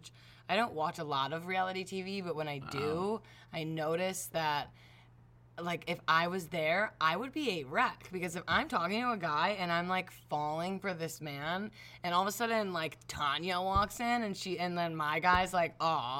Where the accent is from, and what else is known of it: Cleveland, Ohio, United States